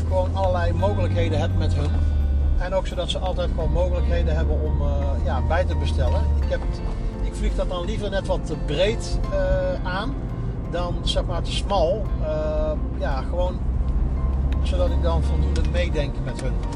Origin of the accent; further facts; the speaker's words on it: North Brabant, Netherlands; also born or lived in Bennekom; ik ben een Brabander